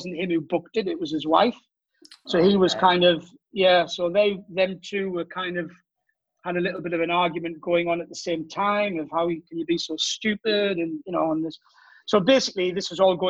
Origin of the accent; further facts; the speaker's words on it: Durham, North East England, United Kingdom; accent: Geordie; moved away as an adult; now in Cannes, France; I'm originally from Durham, the north of England.